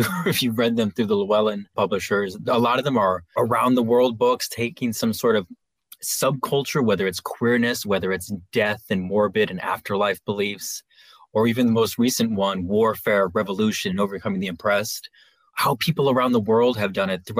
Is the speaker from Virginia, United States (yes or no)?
no; Los Angeles, California, United States; I grew up in Los Angeles